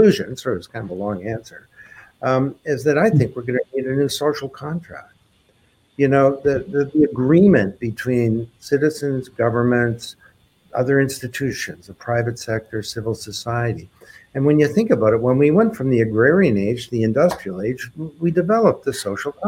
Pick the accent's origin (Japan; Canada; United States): Canada; I'm a Canadian